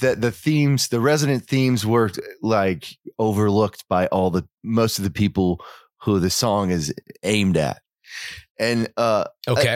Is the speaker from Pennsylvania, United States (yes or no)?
no; Oklahoma, United States; also born or lived in Europe; I grew up in Oklahoma. I, li- I live there now, but I've lived in Europe